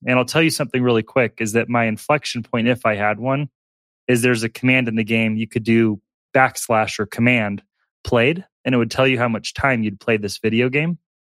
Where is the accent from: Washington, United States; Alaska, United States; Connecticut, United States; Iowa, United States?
Alaska, United States; moved away as an adult; also born or lived in Tulsa, Oklahoma; I was born in Tulsa, Oklahoma, uh, but quickly moved up to Alaska. I was there from ages three to eighteen.